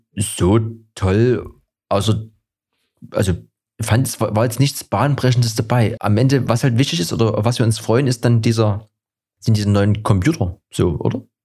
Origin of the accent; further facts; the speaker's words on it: Dresden, Saxony, Germany; bei uns in Dresden